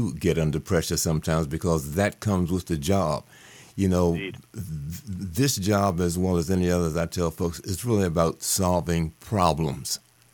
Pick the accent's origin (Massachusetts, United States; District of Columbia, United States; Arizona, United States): District of Columbia, United States; Washington; moved away; I'm originally from Washington, D.C.